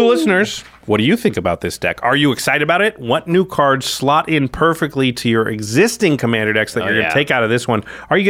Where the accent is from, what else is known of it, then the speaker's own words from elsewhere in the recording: Oregon, United States; I grew up in Oregon